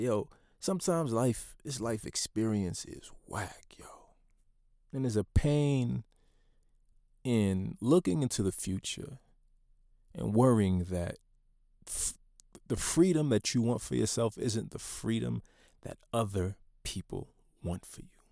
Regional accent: United States; being a Haitian American, first generation born into the Black experience in, in the United States

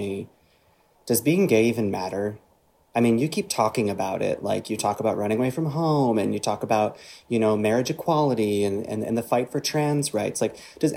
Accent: Northern Michigan, United States; I grew up in Northern Michigan

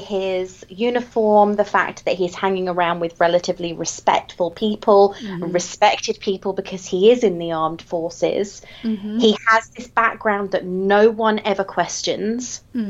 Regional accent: England, United Kingdom; I'm English, therefore this is all we read.

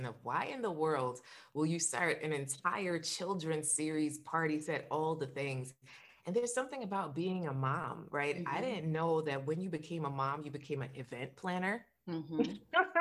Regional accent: Jamaica; now in Florida, United States; I'm Jamaican

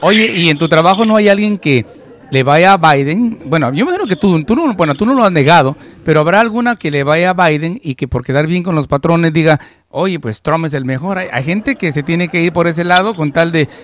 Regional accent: Guatemala; now in United States; en Guatemala nosotros apreciamos mucho a la comunidad mexicana. Por ejemplo, yo crecí en un ambiente en la cual hablar de un mexicano, yo nunca conocía a ningún mexicano en mi país

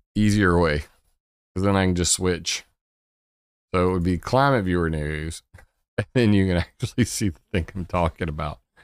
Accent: Sumter, South Carolina, United States; Sumter is great. I lo-, I love my hometown. Ne-, never gonna leave.

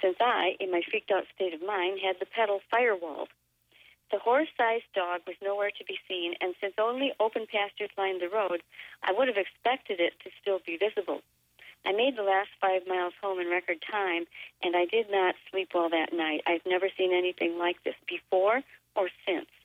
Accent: David City, Nebraska, United States; As I began to drive up out of the Platte River Valley, 5 miles north of my hometown of David City, the car shut off

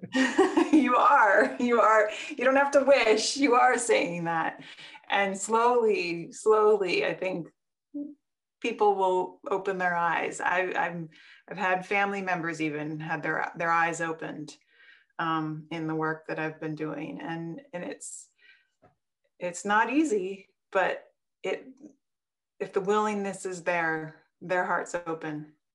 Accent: Wisconsin, United States; also born or lived in Colorado; now in Portland, United States; I grew up in Wisconsin, so I'm a little bit of that farm girl

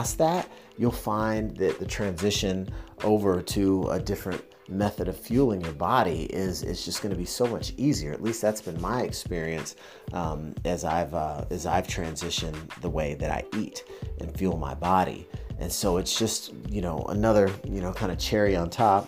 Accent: the South, United States; I was raised in the South

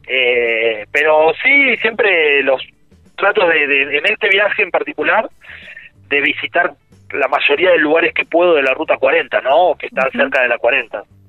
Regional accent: Santa Fe, Argentina; que soy de Santa Fe

